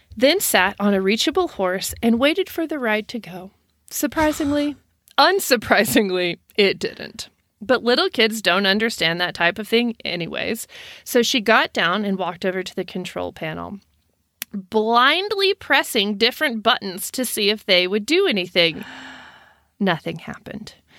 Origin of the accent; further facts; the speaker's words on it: Texas, United States; I'm from Texas